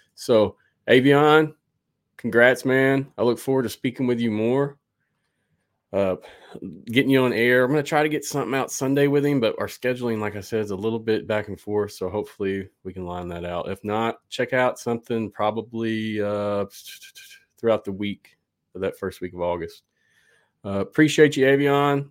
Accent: the South, United States; I'm from the South.

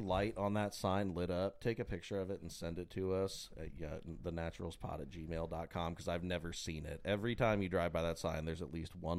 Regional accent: United States; we're ignorant American pigs with no culture, and we say Fountainebleau, not Fontainebleau.

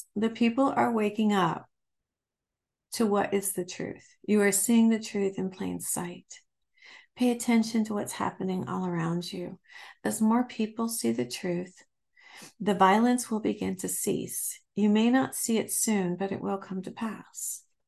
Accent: Michigan, United States; moved away; also born or lived in Ohio; I'm from Michigan, Ohio, and Michigan originally

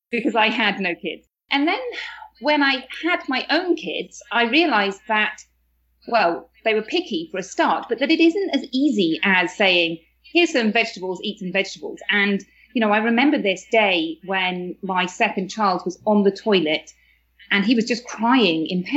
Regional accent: United Kingdom; moved away as an adult; now in Spain; you can probably tell from my accent that I'm from the UK

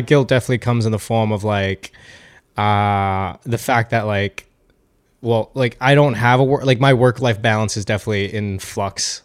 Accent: New York, United States; I'm from New York

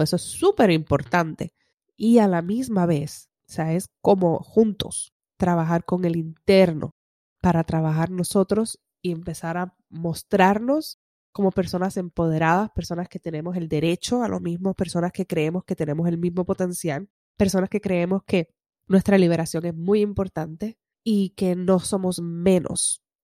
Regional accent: Puerto Rico; todos somos puertorriqueños

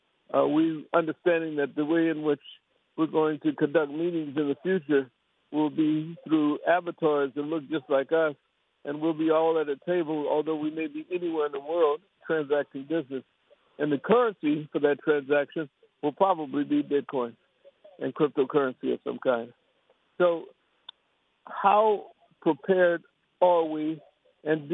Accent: St. Louis, Missouri, United States; I'm from St. Louis. I hail from St. Louis, although I have properties around the country

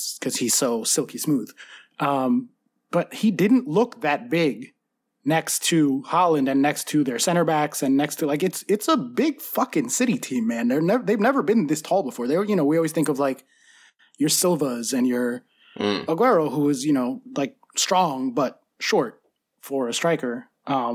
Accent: United States; I'm American

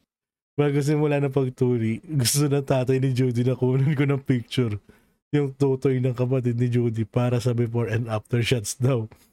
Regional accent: Philippines; also born or lived in Parañaque; now in United States; born and raised in Philippines tayo

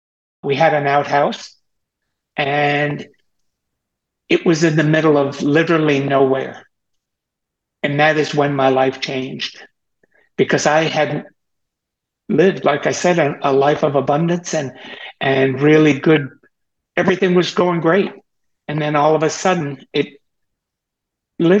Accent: Teaneck, New Jersey, United States; I was born in Teaneck, New Jersey on August 26, 1947

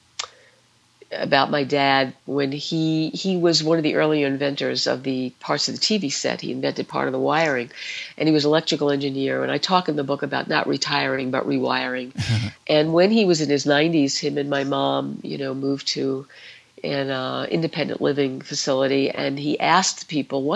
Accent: New York City, New York, United States; I grew up in the Bronx

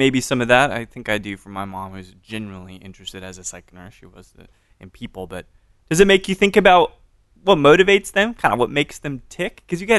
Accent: Katy, Texas, United States; I'm from Katy, God forbid.

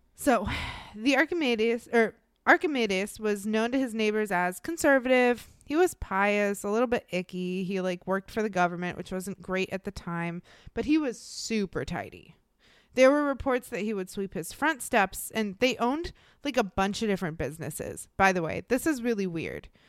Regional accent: United States; being born and raised in the United States

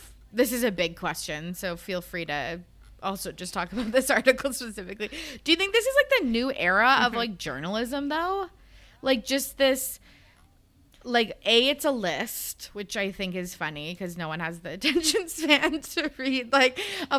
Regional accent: Canada; As a Canadian, like

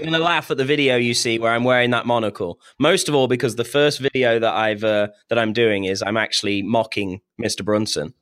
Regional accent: United Kingdom; I'm British.

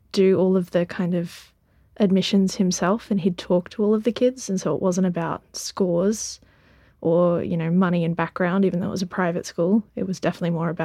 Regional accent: Queenscliff, Victoria, Australia; now in Geelong, Australia; I'm from the Bellarine, which is just further kind of around the bay. So Queenscliff

